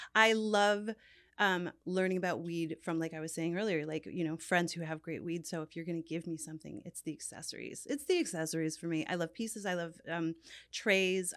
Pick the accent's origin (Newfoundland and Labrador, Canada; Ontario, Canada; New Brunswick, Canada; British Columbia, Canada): Newfoundland and Labrador, Canada; also born or lived in New York; now in Los Angeles, United States; I grew up in Newfoundland, which is a very Irish culture